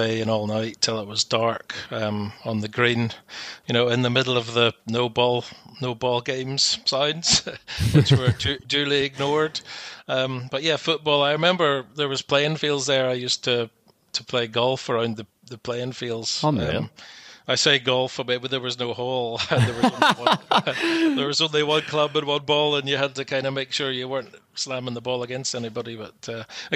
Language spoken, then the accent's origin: English; Coleraine, Northern Ireland, United Kingdom; moved away as an adult; also born or lived in Belfast / Glasgow / Australia / Hong Kong; now in United States; we lived in Coleraine, up on the north coast. Grew up in a council housing estate called Ballysally until I was about 9 years old